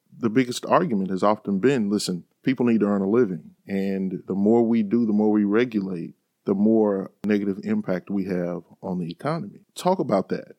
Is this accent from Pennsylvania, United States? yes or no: no; Sunflower County, Mississippi Delta, United States; moved away; I grew up in Sunflower County